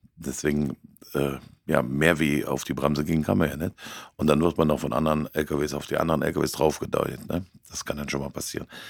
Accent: Cologne area, North Rhine-Westphalia, Germany; hier im Kölner Raum, es ist ganz schlimm, das ist ja meine Heimat.

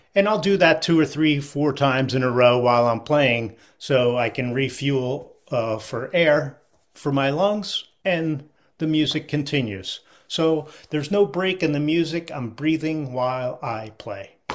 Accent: Philadelphia, Pennsylvania, United States; I grew up in the Philadelphia area in the sixties and seventies

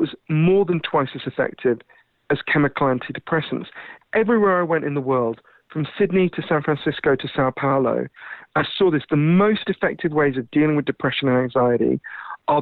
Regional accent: United Kingdom; accent: Downton Abbey; as you can tell from my weird Downton Abbey accent, I'm British

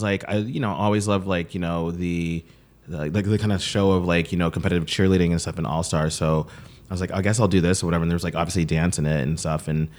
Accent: Brooklyn, New York, United States; also born or lived in Atlanta / London; So yeah, so I grew up performing

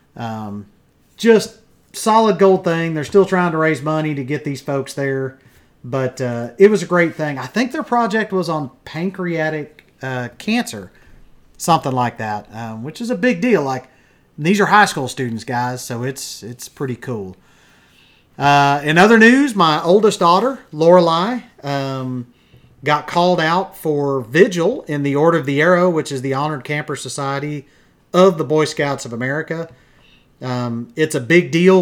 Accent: Wichita Falls, Texas, United States; we're from Wichita Falls.

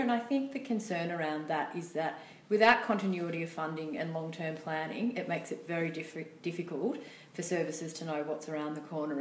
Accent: Gunnedah, New South Wales, Australia; I'm from Gunnedah, northwest New South Wales, country girl, born and bred

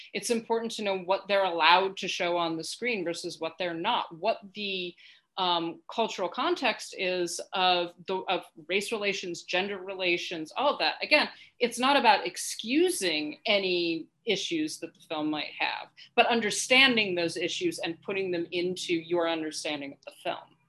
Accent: United States; as a an American, right, and as a white person

